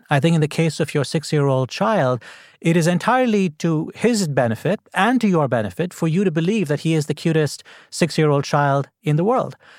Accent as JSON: {"language": "English", "country": "India", "tie": "born or raised there", "moved": "yes", "lives_now": "Washington, United States", "said": "I grew up in India"}